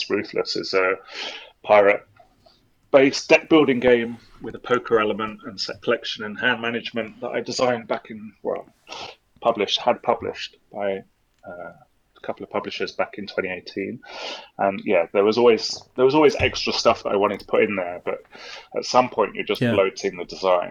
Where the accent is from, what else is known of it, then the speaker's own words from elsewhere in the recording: England, United Kingdom; I'm English